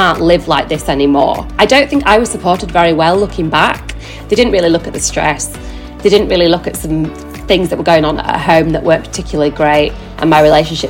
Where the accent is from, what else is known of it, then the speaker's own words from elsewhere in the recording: Yorkshire and the Humber, United Kingdom; now in London, United Kingdom; I'm 37 years old. I live in London with my husband. I'm originally from West Yorkshire.